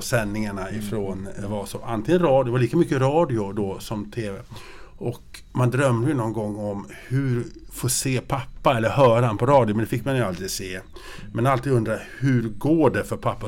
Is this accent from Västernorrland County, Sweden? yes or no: no; Grycksbo, Dalarna County, Sweden; jag är ju uppvuxen i Grycksbo